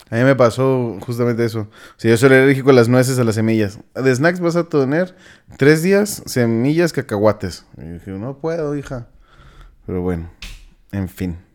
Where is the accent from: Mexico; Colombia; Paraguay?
Mexico; todos somos mexicanos